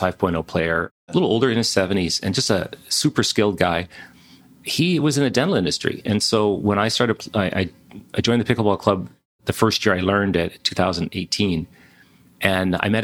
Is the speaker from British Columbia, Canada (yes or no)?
yes; Ladner, British Columbia, Canada; also born or lived in Victoria, British Columbia; now in Kelowna, Canada; I was born in Victoria, grew up in Ladner in Vancouver, a little fishing village.